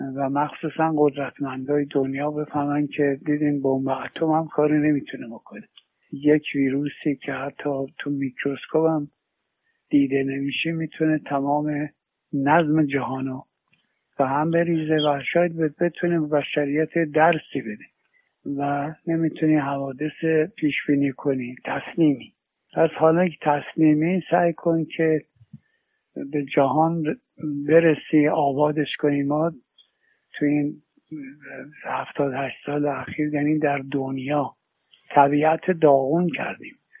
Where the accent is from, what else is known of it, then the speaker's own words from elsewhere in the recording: Iran; مردم وطنم